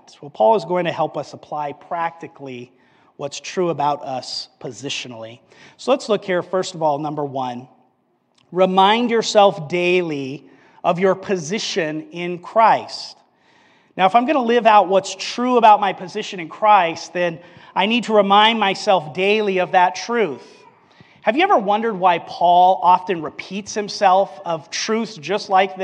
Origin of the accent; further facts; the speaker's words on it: Albuquerque, New Mexico, United States; Growing up in Albuquerque, New Mexico